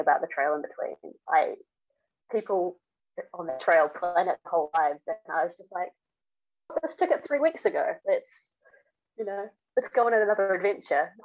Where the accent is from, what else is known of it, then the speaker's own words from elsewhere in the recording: New Zealand; growing up in New Zealand